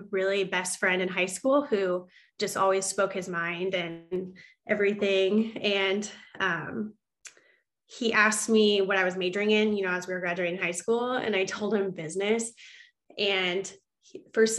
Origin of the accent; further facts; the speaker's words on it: Nebraska, United States; moved away as an adult; now in Des Moines, United States; I'm from Nebraska. Originally